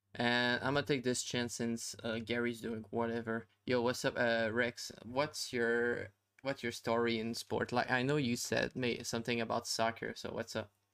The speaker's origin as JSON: {"language": "English", "country": "Canada", "said": "I'm Canadian"}